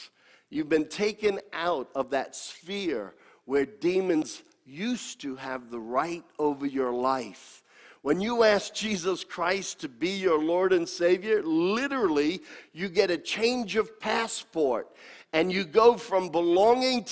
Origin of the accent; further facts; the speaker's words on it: United States; accent: American; my American accent